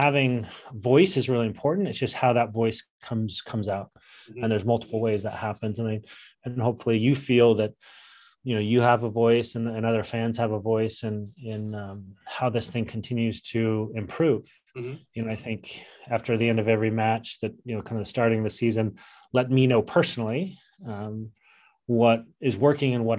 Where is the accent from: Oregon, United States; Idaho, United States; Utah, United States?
Utah, United States; Salt Lake City; Growing up in Salt Lake City, Utah in the 90s, I played for Highland